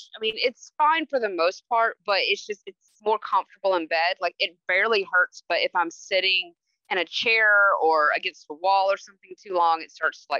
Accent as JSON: {"language": "English", "town": "Memphis", "region": "Tennessee", "country": "United States", "tie": "born or raised there", "said": "I'm native to humidity. I'm from Memphis, Tennessee."}